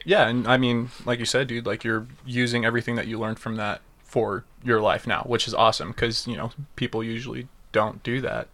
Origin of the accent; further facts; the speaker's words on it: Las Vegas, Nevada, United States; when we were growing up in Vegas